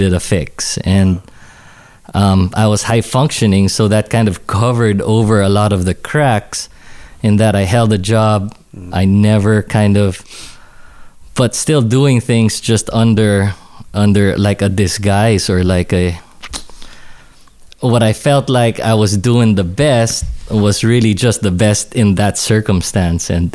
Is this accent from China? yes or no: no; Philippines; moved away as an adult; also born or lived in Newport Beach, California; now in United States; I'm originally from the Philippines, born and raised there.